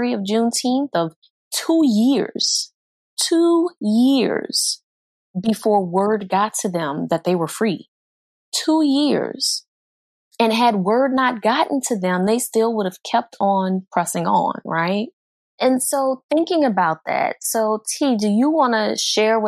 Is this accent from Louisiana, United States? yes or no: yes; New Orleans, Louisiana, United States; moved away as an adult; now in Houston, United States; I wasn't in the Houston area until later on in adulthood, but growing up in New Orleans